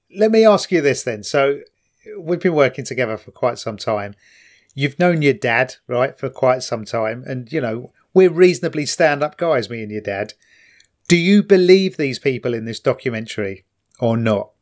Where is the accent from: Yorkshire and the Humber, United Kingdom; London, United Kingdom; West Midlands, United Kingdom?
London, United Kingdom; now in Kent, United Kingdom